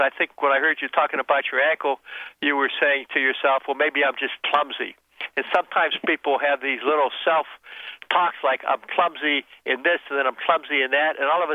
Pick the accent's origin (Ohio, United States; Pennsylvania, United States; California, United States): Pennsylvania, United States; Pittsburgh; I grew up in Pittsburgh.